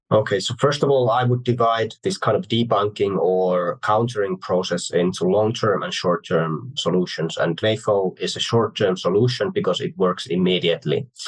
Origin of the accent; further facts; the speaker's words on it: Finland; I like to bring up Finland. Well, it's my home country